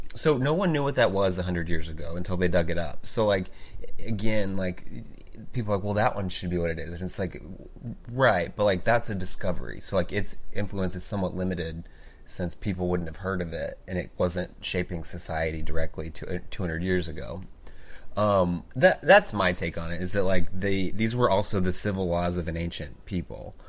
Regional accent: Oklahoma, United States; I grew up in the Bible Belt

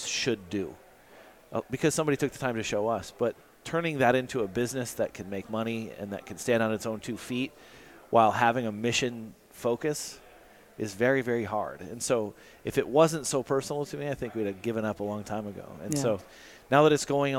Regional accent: South Dakota, United States; I grew up in South Dakota, and my favorite memories of being a kid were walking around in my grandparents' feedlot

